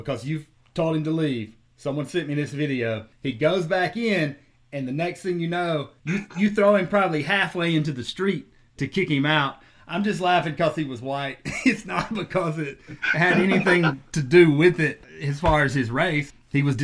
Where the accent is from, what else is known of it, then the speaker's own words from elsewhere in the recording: South Carolina, United States; also born or lived in Las Vegas, Nevada / Austin, Texas; where I grew up in South Carolina